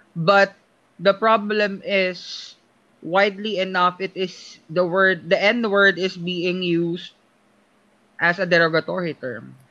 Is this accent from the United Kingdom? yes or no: no; Philippines; moved away as an adult; now in United States; as a Filipino here and, and as an international stud, student here in the US